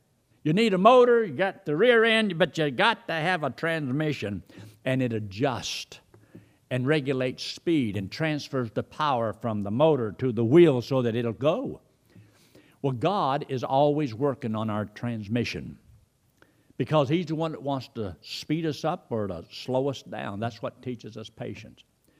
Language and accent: English; Georgia, United States; Well, I didn't come from a ranch. I came from Georgia. And I came down here and got into this situation.